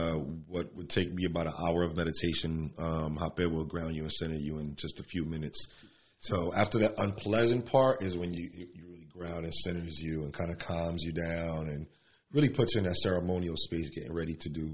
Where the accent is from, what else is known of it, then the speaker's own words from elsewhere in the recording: Elizabeth, New Jersey, United States; also born or lived in Newark / Spanish Harlem; I'm from the barrio. I'm from the hood. I grew up in Elizabeth, Newark, Spanish Harlem.